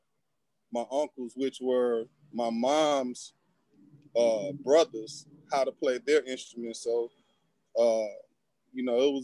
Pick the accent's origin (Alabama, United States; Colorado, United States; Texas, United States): Texas, United States; Houston; I was born and raised out in South Park, Houston, Texas.